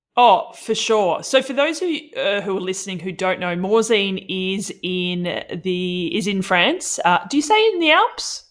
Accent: Melbourne, Victoria, Australia; my hometown of Melbourne

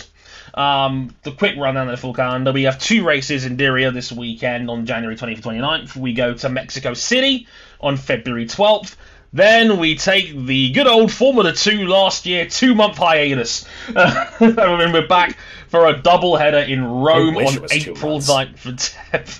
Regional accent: London, United Kingdom; my hometown of London.

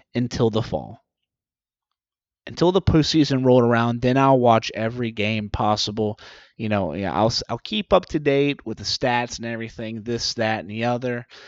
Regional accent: the Deep South, United States; I'm from the South South

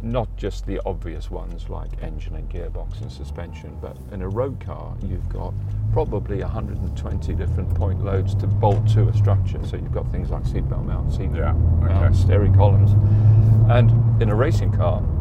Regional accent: Durban, KwaZulu-Natal, South Africa; moved away as an adult; now in United Kingdom; growing up in South Africa, I was in the sort of English set part, which is Natal and Durban of South Africa

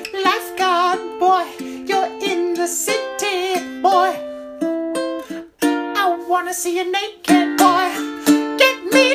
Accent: Alabama, United States; Yeah, like the thing is, like, we grew up in the Alabama shores.

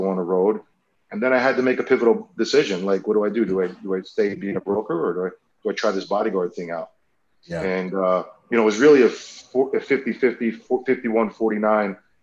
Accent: South Florida, United States; I'm from South Florida

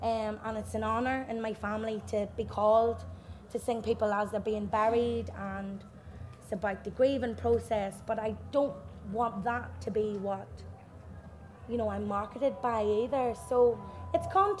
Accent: Ireland; as an Irish woman

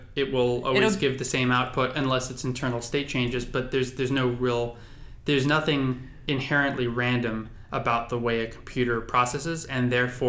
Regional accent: San Diego, California, United States; I'm from San Diego

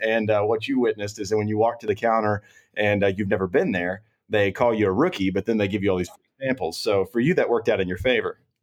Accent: Round Rock, Texas, United States; I grew up in Round Rock

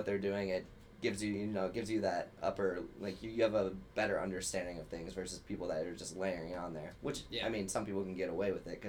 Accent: Dayton, Ohio, United States; moved away as an adult; now in Chicago, United States; I'm from Dayton, Ohio.

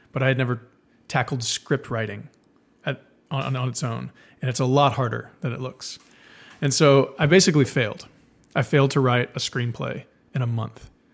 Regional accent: South Texas, United States; I grew up in South Texas and then went to University of Texas Film School.

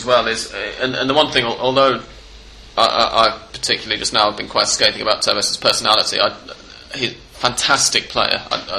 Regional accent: Manchester, North West England, United Kingdom; now in Buenos Aires, Argentina; As someone who did a certain amount of my growing up in Manchester and very much loves the city

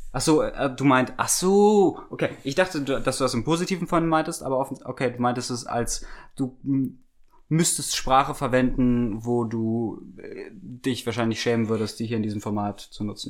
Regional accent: Germany; wir als Deutsche

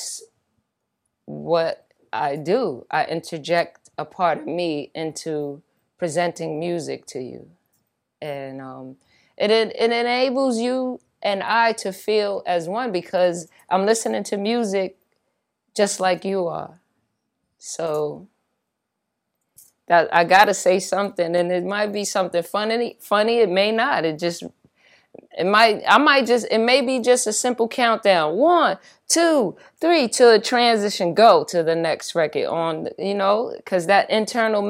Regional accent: New York City, New York, United States; Born and raised in the Bronx

